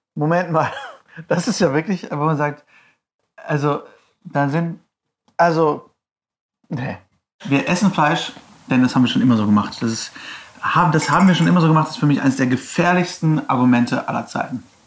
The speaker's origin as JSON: {"language": "German", "town": "Herford", "region": "North Rhine-Westphalia", "country": "Germany", "tie": "born or raised there", "moved": "yes", "said": "Herford, meine Heimatstadt"}